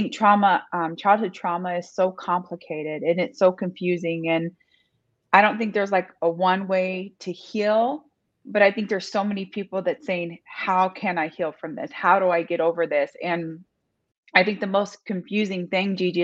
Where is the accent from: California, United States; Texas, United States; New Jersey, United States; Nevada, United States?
Nevada, United States; Las Vegas; now in Michigan, United States; Currently living in Michigan, but I grew up in Las Vegas, Nevada.